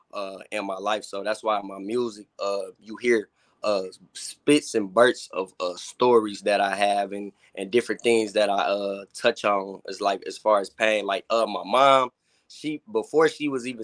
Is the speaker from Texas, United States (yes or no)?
no; Detroit, Michigan, United States; I was brought up kind of like on both sides. I was brought up on the west side and the east side. So being young, I was back and forth. In the summertime, I would go to on the east side, like East Warren, 7 Mile